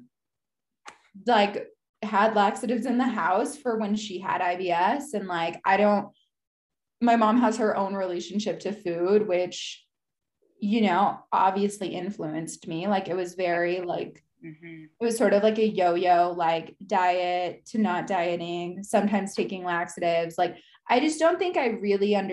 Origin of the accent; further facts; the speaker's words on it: United States; now in Salt Lake City, United States; I grew up in the States